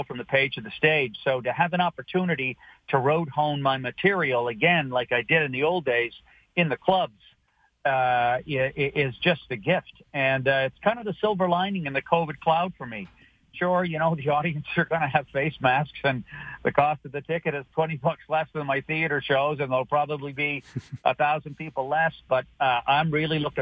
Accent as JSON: {"language": "English", "town": "Halifax", "region": "Nova Scotia", "country": "Canada", "tie": "born or raised there", "also_born_or_lived": "Glace Bay, Nova Scotia / Toronto / Los Angeles", "moved": "as an adult", "said": "I was born in Glace Bay, lived there till I was nine. Then I was raised in Halifax"}